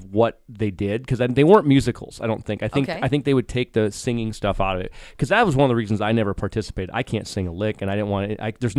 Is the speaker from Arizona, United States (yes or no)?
no; Blooming Prairie, Minnesota, United States; growing up in Blooming Prairie